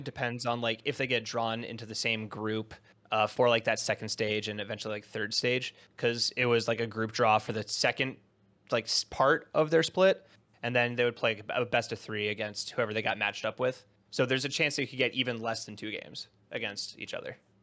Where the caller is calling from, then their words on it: Sioux Falls, South Dakota, United States; I'm calling from Sioux Falls, South Dakota